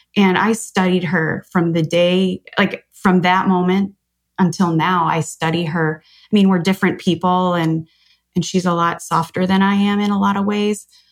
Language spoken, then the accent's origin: English; Chicago, Illinois, United States; I grew up in Chicago